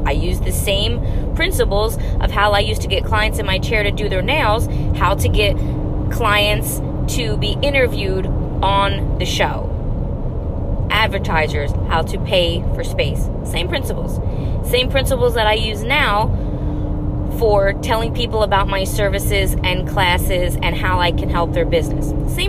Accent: New Jersey, United States; now in Los Angeles, United States; I moved to LA from Jersey

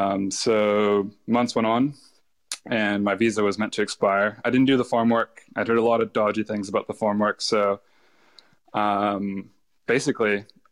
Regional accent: Los Angeles, California, United States; now in Australia; Yeah, so I grew up in Los Angeles, California. I was raised by my mom, who's from Mexico. She immigrated there in her early 20s, and we spent all of our time in LA. I moved to Australia on a massive whim.

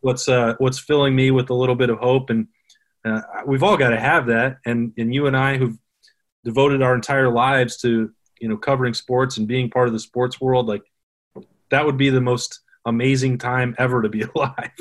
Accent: Wyoming, United States; now in Ohio, United States; in my home state of Wyoming

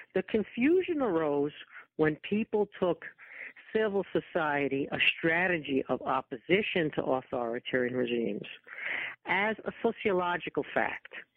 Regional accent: New York area, United States; also born or lived in Rochester, New York; I'm from the New York area

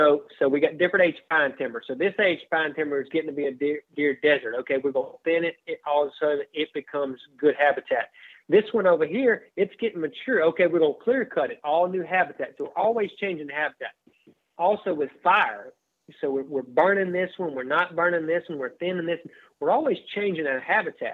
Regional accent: Wilkinson County, Mississippi, United States; I grew up in Avent and Wilkeson County hunting

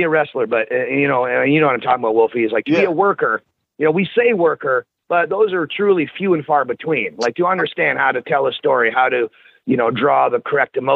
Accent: Orangeville, Ontario, Canada; born or raised there; now in Las Vegas, United States

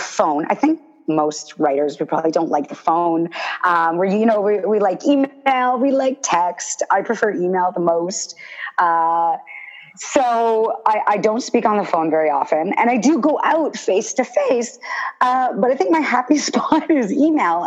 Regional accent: Toronto, Ontario, Canada; born and raised in Toronto

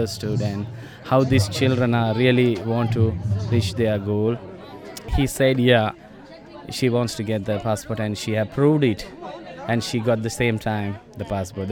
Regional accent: Sri Lanka; English is a second language; I'm from Sri Lanka

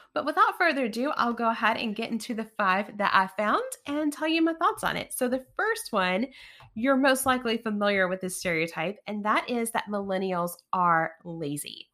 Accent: East Tennessee, United States; I grew up in East Tennessee

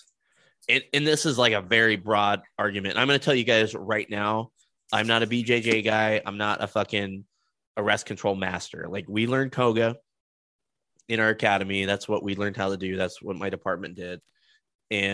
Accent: Denver, Colorado, United States; I grew up in the Denver metro area

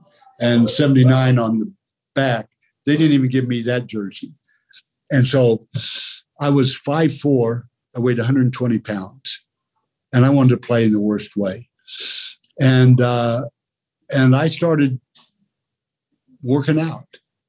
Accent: Oklahoma, United States; But growing up in Oklahoma in the 9th grade, University of Oklahoma had won 47 football games in a row.

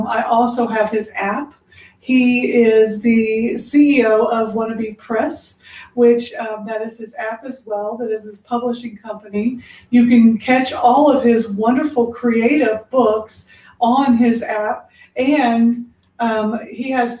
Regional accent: Indianapolis, Indiana, United States; now in Texas, United States; where I'm originally from, Indianapolis, Indiana, they do say we're country, but I was like, but I'm from the city.

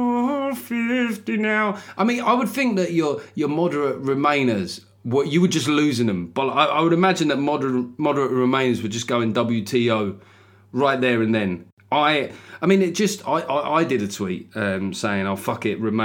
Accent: London, United Kingdom; accent: Cockney; I'm from London

